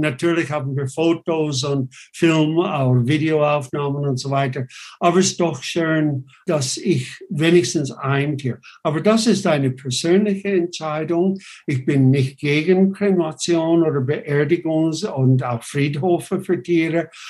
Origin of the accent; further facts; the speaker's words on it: United States; German is a second language; now in Switzerland; ich bin ursprünglich Amerikaner, US-Amerikaner, ich bin das nicht mehr, ich bin nur noch Schweizer